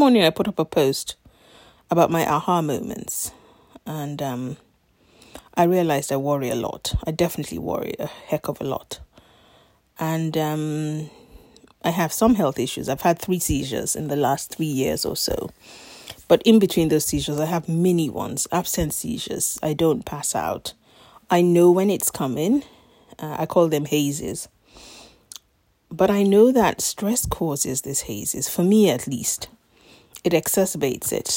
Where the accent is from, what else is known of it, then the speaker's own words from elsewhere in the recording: Nigeria; moved away as an adult; now in London, United Kingdom; I was born in Nigeria in 1972. Stayed there for the first 18 years of my life